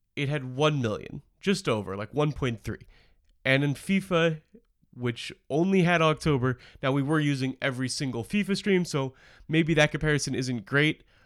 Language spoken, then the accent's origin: English; Portland, Oregon, United States; my hometown